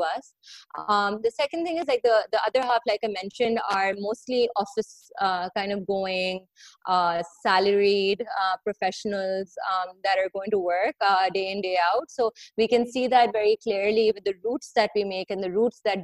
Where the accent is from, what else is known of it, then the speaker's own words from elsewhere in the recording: Pakistan; growing up in Pakistan, it's always been quite an issue for people to get to work because the public transport over here is often like a very, very overly crowded